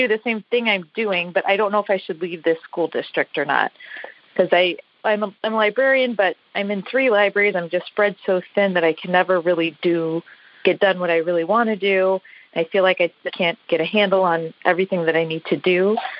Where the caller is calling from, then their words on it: Chicago, Illinois, United States; The Chicago area.